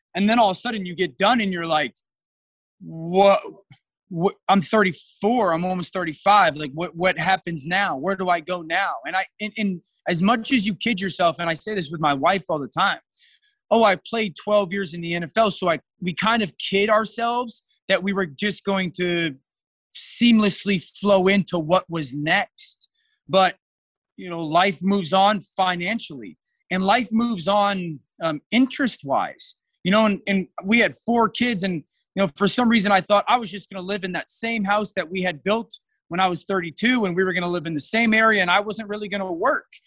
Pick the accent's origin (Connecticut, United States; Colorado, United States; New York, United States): Connecticut, United States; Shelton; I grew up in Connecticut, a small town in an area in Connecticut called the Valley, which is kind of on the, the southwestern part of the state, I guess, uh, in a hometown called Shelton.